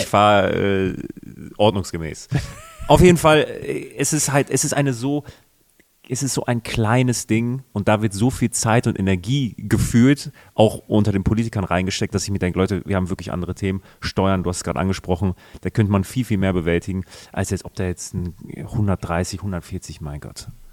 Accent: Münster, North Rhine-Westphalia, Germany; moved away; meiner Heimatstadt Münster

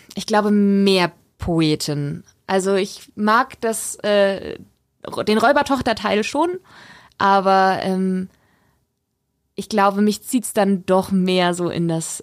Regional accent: Weiden in der Oberpfalz, Bavaria, Germany; moved away as an adult; also born or lived in Störnstein; now in Regensburg, Germany; ich bin ja in Rotenstadt aufgewachsen

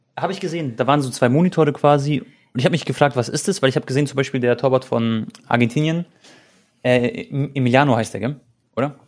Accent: Croatia; ich bin äh, Kroate

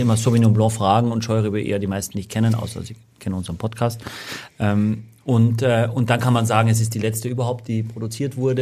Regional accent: Austria; accent: Austrian dialect; now in Germany; als Österreicher

